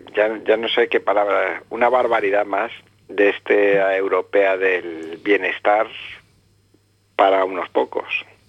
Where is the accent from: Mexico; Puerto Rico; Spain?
Spain; me he educado en la tradición católica como todo español que ha ido de, mi generación